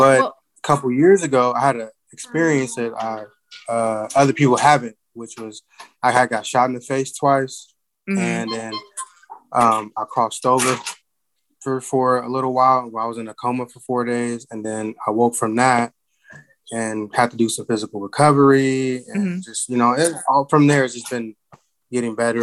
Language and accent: English; Portland, Oregon, United States; also born or lived in Chicago, Illinois; In like the mid-90s, my dad got a job out in Portland, so we all moved out here.